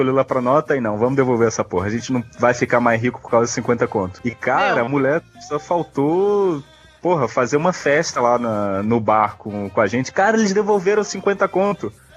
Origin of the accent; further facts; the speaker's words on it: Brazil; como bom brasileiro